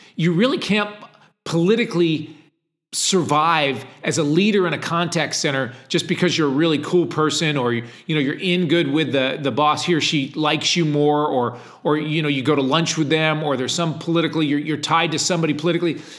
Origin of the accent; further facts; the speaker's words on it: Ledyard, Connecticut, United States; I lived in a small town in Connecticut, uh, called Ledyard, Connecticut